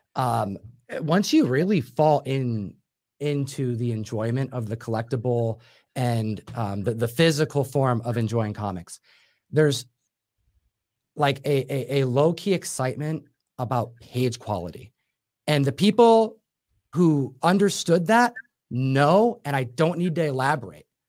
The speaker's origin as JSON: {"language": "English", "town": "Buffalo", "region": "New York", "country": "United States", "also_born_or_lived": "Seattle", "moved": "yes", "said": "Which is where I'm from as well."}